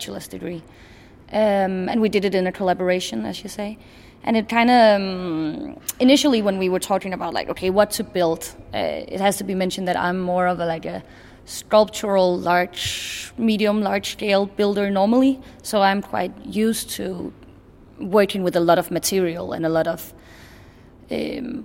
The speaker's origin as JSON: {"language": "English", "town": "Copenhagen", "region": "Capital Region of Denmark", "country": "Denmark", "also_born_or_lived": "Bornholm", "moved": "as an adult", "lives_now": "Oslo, Norway", "said": "I'm from Copenhagen, but I study on Bornholm"}